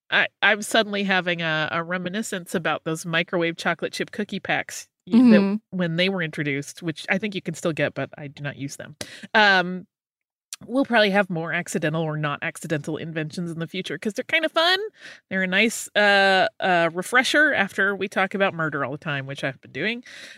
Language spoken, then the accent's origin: English; Nevada, United States; I grew up in Nevada, and my mom was a casino worker, often dealing cards, which is a very common job. When I moved to upstate New York